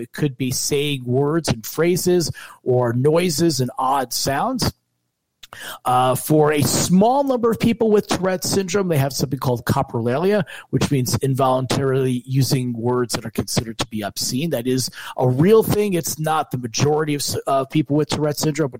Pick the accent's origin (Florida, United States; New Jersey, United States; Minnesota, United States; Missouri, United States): New Jersey, United States; moved away as an adult; also born or lived in New York; now in Michigan, United States; I am originally from New Jersey.